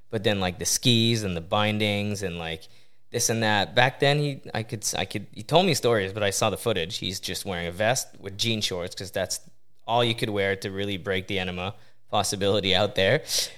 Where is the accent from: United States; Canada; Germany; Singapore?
Canada; Coteau-du-Lac, Quebec; Yeah, it's a small town, about 50 minutes west of Montreal, on the water.